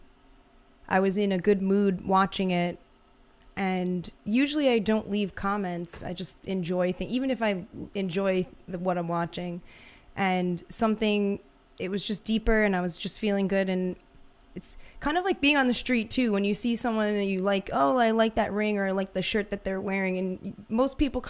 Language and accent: English; New York City, New York, United States; I'm from New York City